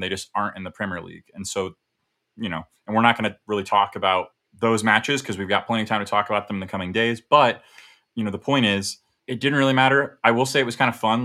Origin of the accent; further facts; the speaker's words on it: United States; as an American